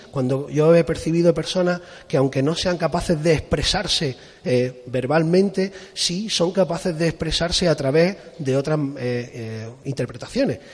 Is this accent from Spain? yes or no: yes; Spain; also born or lived in Japan / Málaga; aunque me he criado en la costa, yo soy de Torró